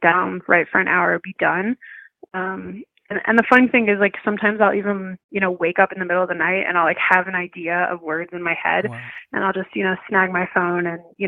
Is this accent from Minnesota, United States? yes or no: no; Cleveland, Ohio, United States; moved away as an adult; now in Denver, United States; I grew up in Cleveland, Ohio, but I'm currently living in Denver, Colorado